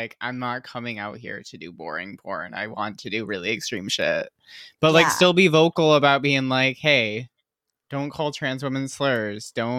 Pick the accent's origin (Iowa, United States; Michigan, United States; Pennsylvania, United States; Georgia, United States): Michigan, United States; now in California, United States; And I'm from Michigan.